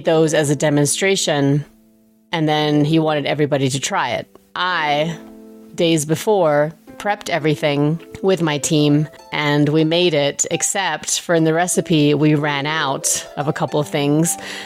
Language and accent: English; England, United Kingdom; moved away; when I was growing up in England, we went to an Indian restaurant maybe every other week